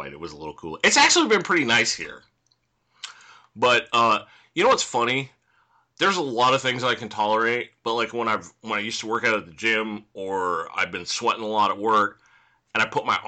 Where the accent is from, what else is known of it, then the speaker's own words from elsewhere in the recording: California, United States; as a Californian